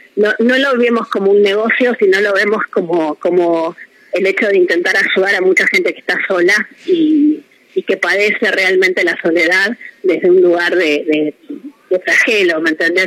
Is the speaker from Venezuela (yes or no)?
no; Mar del Plata, Buenos Aires Province, Argentina; somos de Mardel